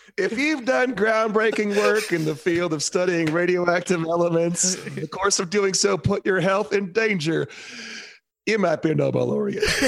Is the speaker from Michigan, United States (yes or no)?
yes; Ann Arbor, Michigan, United States; I'm from Ann Arbor, Michigan, which is a big football town